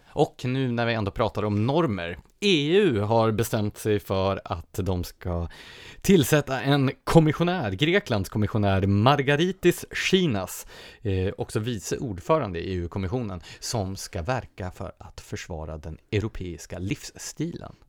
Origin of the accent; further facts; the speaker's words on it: Nacka, Stockholm County, Sweden; min hemkommun, Nacka.